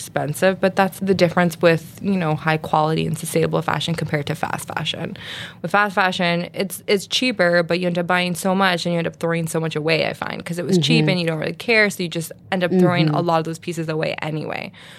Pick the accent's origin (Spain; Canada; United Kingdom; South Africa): Canada; Since I'm Canadian, I was seeing what Canada had to offer